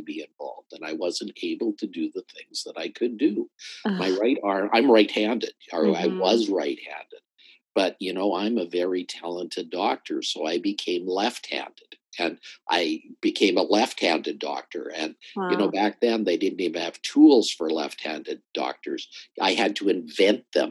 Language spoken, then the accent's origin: English; Calgary, Alberta, Canada; I grew up in Calgary